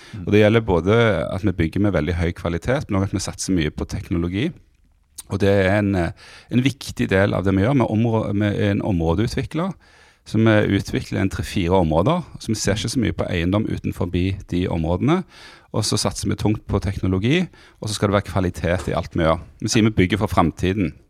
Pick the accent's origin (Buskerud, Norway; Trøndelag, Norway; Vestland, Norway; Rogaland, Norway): Rogaland, Norway; Stavanger; accent: Stavanger sociolect with hard consonants; also born or lived in Bergen / Monaco / Tananger; jeg vokste opp i, i Stavanger